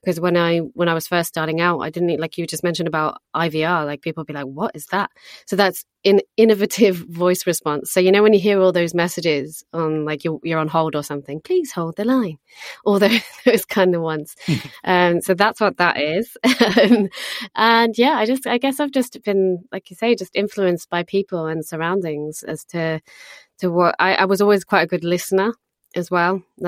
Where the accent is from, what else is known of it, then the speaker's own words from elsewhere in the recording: Algarve, Portugal; I'm British, born and raised in Portugal, in the sunny Algarve, south of Portugal. Absolutely incredible upbringing.